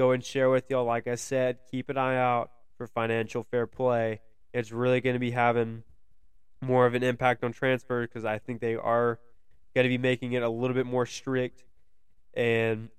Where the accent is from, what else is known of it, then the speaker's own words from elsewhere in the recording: United States; as an American fan